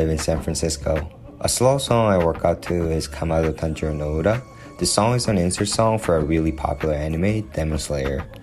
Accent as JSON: {"language": "English", "country": "Finland", "second_language": "English", "said": "I'm from Finland."}